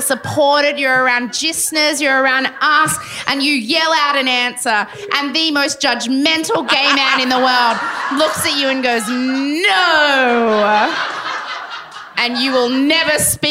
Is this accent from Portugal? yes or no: no; Sydney, New South Wales, Australia; I grew up in the Sydney equivalent of that place